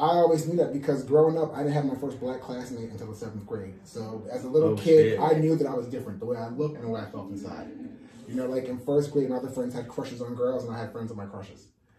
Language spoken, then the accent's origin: English; New Jersey, United States; Like in the 80s where I grew up outside of Manhattan in New Jersey